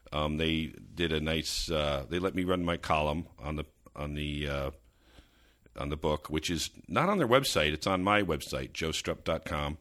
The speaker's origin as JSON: {"language": "English", "region": "suburban New Jersey", "country": "United States", "tie": "born or raised there", "said": "growing up in suburban New Jersey"}